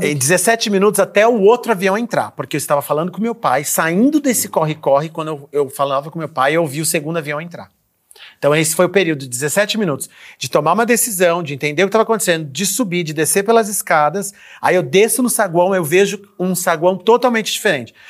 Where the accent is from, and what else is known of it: Brazil; moved away; also born or lived in United States